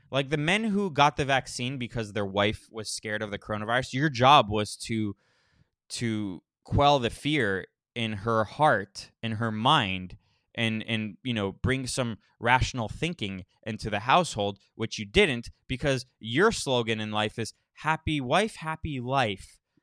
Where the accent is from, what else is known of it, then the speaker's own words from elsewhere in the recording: Florida, United States; moved away; I'm from Florida. I don't live there, but I'm from there